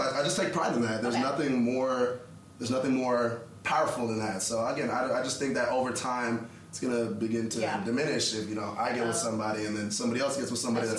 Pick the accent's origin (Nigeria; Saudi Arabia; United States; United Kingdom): Nigeria; I'm Nigerian.